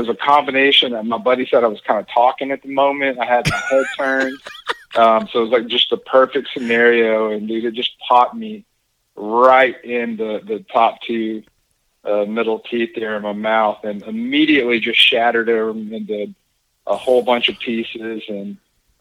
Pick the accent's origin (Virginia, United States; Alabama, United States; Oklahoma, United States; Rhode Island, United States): Alabama, United States; North; moved away as an adult; also born or lived in Huntington Beach, California; I grew up in North Alabama, and the Tennessee River Pickwick Lake was in my backyard